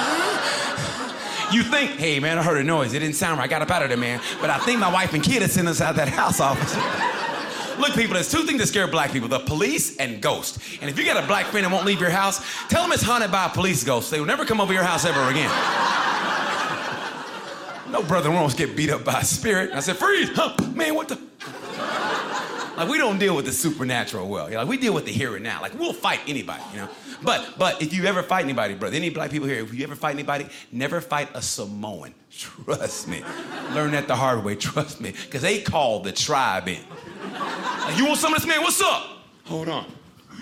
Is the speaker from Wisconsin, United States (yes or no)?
no; Oklahoma, United States; moved away; I grew up originally, by the way, in Oklahoma